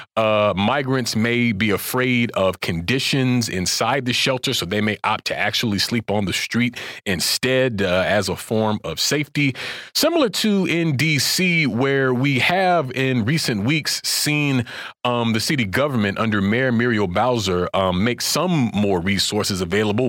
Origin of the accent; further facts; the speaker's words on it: Florida, United States; now in Washington, D.C., United States; my home state of Florida